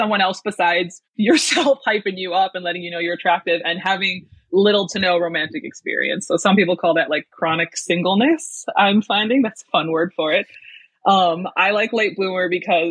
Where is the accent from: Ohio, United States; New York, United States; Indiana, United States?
New York, United States; Western; I'm from Western New York, which I only say because I don't live in the cool part of New York